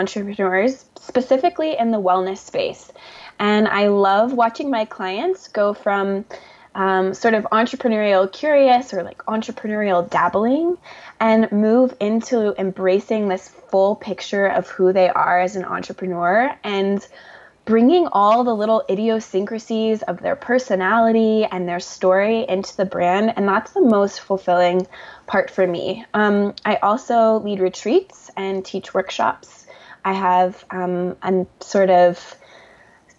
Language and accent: English; the South, United States; a Southerner